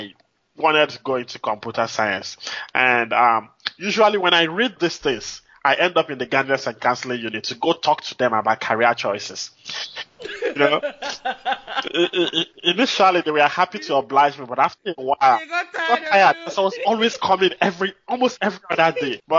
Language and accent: English; Nigeria; moved away as an adult; also born or lived in Anambra State, Nigeria / Minnesota, United States; now in Houston, United States; growing up in Nigeria was quite interesting for me, you know, I would say, because I lived in different cities